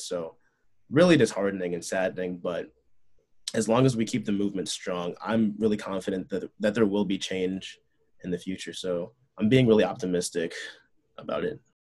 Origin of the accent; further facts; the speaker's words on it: Chicago, Illinois, United States; also born or lived in Urbana-Champaign, Illinois; I actually grew up like not too far away when I was a baby from Illinois Tech